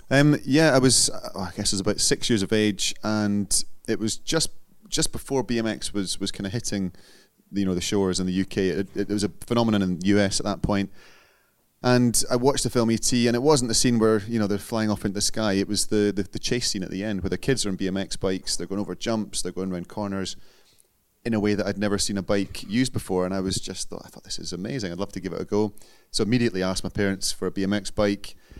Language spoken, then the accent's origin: English; Scotland, United Kingdom; being Scottish